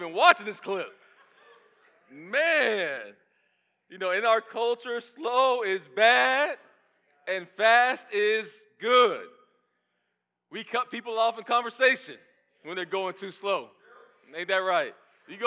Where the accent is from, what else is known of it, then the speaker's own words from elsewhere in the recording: Kissimmee, Florida, United States; now in Atlanta, United States; I grew up in Kissimmee, right by Orlando, going to the theme parks.